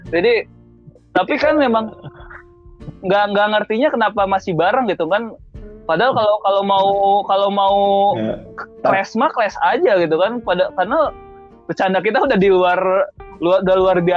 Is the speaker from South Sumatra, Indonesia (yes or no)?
no; West Java, Indonesia; gua juga asli Sunda tapi sih